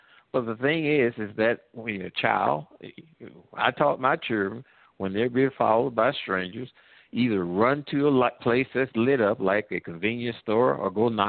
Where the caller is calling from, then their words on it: Midwest, United States; I'm calling from the Midwest.